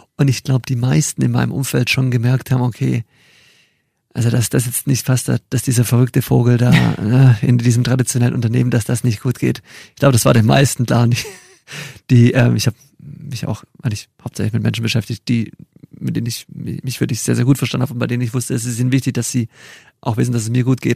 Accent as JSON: {"language": "German", "area": "near Stuttgart", "region": "Baden-Württemberg", "country": "Germany", "also_born_or_lived": "Chile / Mexico", "said": "Ich komme aus der Nähe von Stuttgart"}